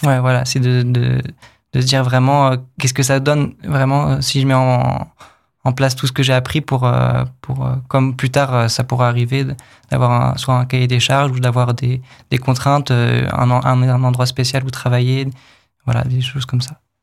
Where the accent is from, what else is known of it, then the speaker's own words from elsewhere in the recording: Pays de la Loire, France; moved away as an adult; also born or lived in Angoulême; now in Épinal, France; Moi, je viens du, du coup, des Pays de la Loire, dans l'ouest de la France